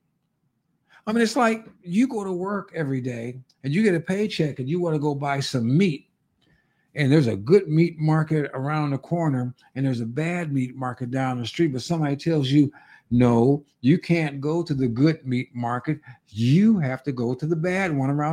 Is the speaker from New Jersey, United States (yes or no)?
no; California, United States; now in Arizona, United States; My home state of California